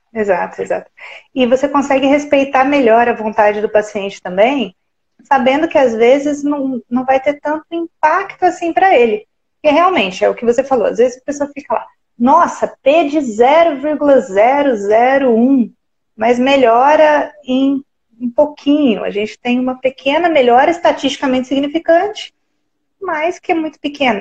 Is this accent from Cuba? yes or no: no; Santa Rita do Sapucaí, Minas Gerais, Brazil; Sou de uma cidadezinha pequenininha, Santa Rita do Sapucaí